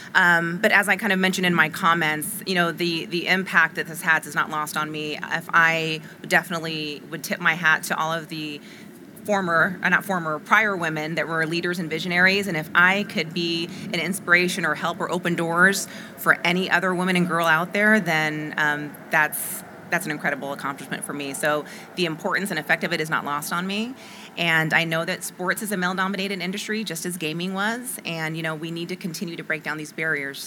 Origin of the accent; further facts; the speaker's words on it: Las Vegas, Nevada, United States; I was raised in Las Vegas